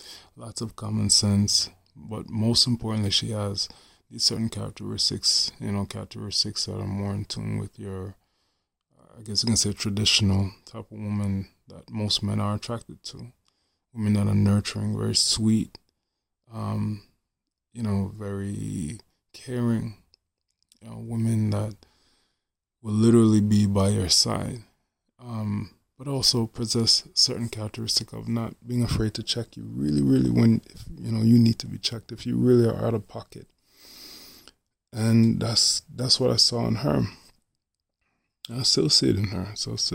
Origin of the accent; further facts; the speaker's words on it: Jamaica; And me being a Jamaican man, by the way, she's Haitian.